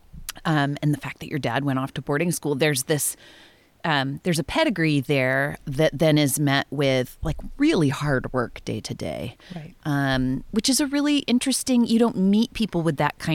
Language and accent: English; Nipomo, California, United States; also born or lived in New York; And coming from the West, I grew up in Napomo.